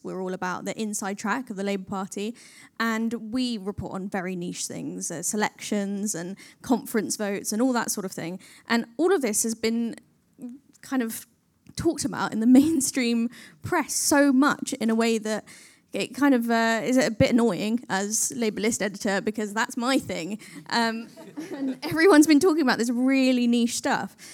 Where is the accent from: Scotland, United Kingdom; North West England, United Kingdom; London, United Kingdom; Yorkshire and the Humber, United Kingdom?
London, United Kingdom; I was born in Camden and I still live there